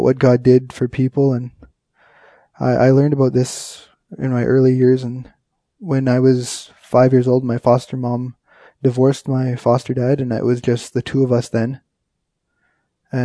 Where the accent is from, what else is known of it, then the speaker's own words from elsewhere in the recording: Kenora, Ontario, Canada; also born or lived in Winnipeg, Manitoba / White Dog; I'm an Ojibwe from Kenora, Ontario. My home reserve is White Dog